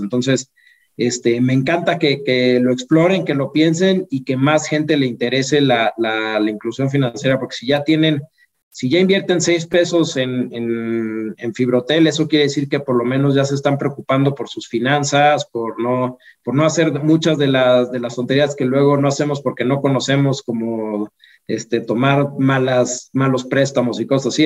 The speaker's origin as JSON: {"language": "Spanish", "country": "Mexico", "said": "como mexicano, la situación en la que vivimos"}